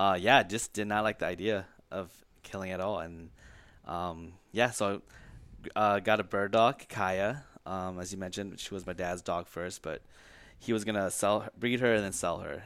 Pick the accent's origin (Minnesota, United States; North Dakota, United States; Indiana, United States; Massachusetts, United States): Minnesota, United States; also born or lived in California; I was born in California, came to Minnesota when I was three or four around there, and, um, I consider myself a Minnesotan